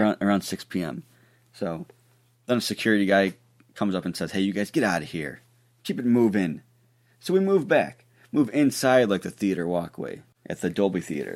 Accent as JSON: {"language": "English", "region": "Ohio", "country": "United States", "said": "I'm from Ohio"}